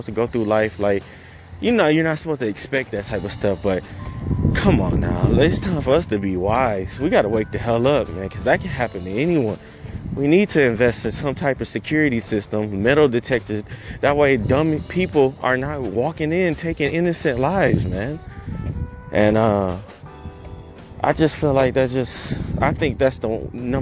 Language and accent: English; Detroit, Michigan, United States; I grew up in Detroit. So, I grew up in the hood